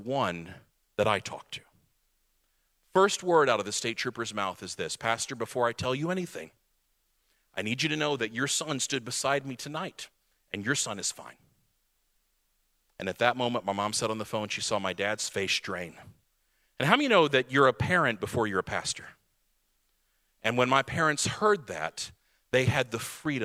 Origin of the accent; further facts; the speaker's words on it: Radcliff, Kentucky, United States; We were a military church. About 75% of our families were military because we were Fort Knox, Kentucky, Radcliffe, Kentucky